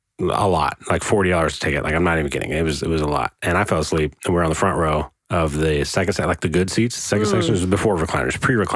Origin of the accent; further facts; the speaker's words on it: Indiana, United States; moved away; When I was living in Indiana, I grew up in Indiana, by the way.